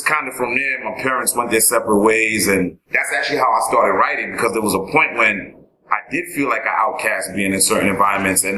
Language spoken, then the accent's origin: English; New York City, New York, United States; also born or lived in Long Island; We grew up in Queens, but there was a certain point where I moved out to Long Island. So I really was between Long Island and Queens